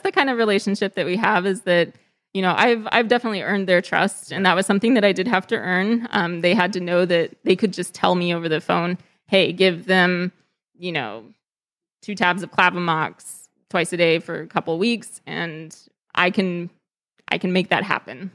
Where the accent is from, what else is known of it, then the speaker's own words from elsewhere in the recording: Texas, United States; moved away as an adult; also born or lived in California; I grew up in Texas